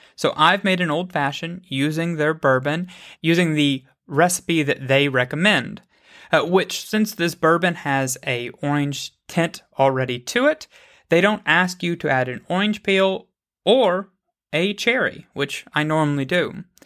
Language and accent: English; United States; I am an American